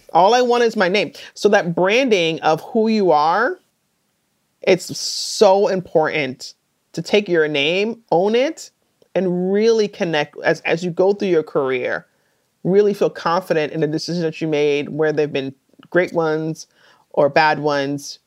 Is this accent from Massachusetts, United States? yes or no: no; New York City, New York, United States; I grew up in New York City